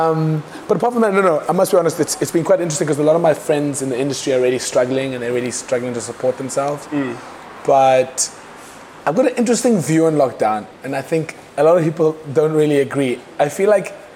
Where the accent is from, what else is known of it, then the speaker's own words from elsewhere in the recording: Cape Town, Western Cape, South Africa; where I grew up in Kukuletu, people like to call me privileged. I'm a Kukuletu township. I'm a township boy